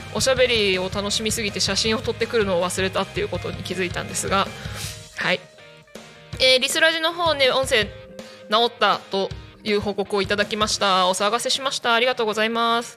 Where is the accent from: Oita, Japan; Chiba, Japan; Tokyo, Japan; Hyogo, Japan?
Chiba, Japan; 千葉生まれ千葉育ちなので